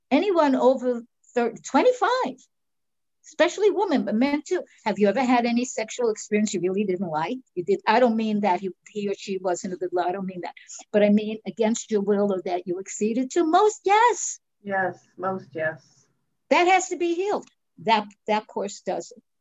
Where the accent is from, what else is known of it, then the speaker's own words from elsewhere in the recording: New York, United States; That's how you know I'm from New York.